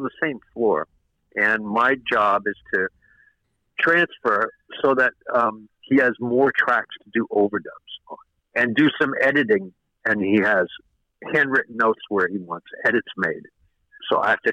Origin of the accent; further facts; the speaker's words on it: New York, United States; I'm born and raised in New York